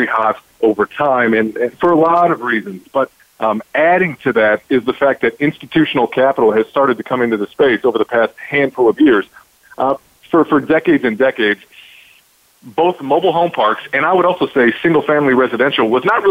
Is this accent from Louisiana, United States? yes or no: no; Chicago, Illinois, United States; Originally born and raised in the Chicagoland area